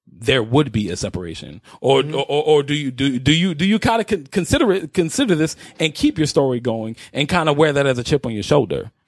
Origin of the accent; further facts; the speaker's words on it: New York City, New York, United States; I grew up in Spanish Harlem.